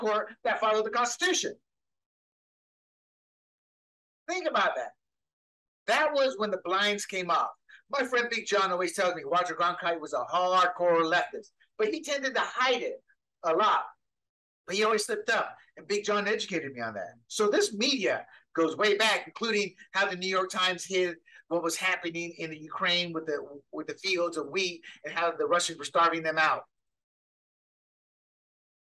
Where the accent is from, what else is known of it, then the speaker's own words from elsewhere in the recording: Panama; now in United States; I was born and raised in Panama, where a joint was more accessible than liquor